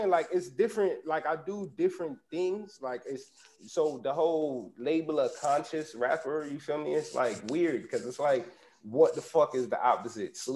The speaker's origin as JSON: {"language": "English", "country": "Jamaica", "said": "because I already told you I'm Jamaican"}